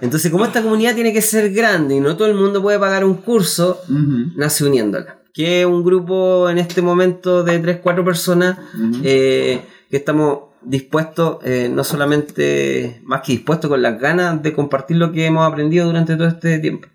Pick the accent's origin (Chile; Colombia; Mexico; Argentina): Chile; Concepción, Biobío; nosotros somos de Conce, somos un grupo de cuatro amigos